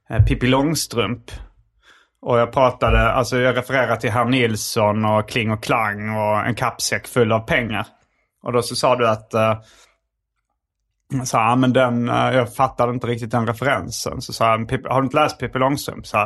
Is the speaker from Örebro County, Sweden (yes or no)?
no; Stockholm, Stockholm County, Sweden; Och jag är mer stockholmare än du.